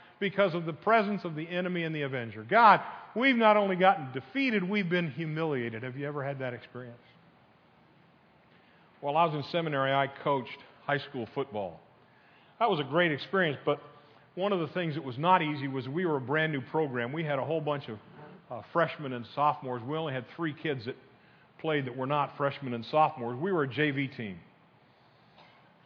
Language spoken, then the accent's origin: English; Northeast, United States; moved away; I grew up in the Northeast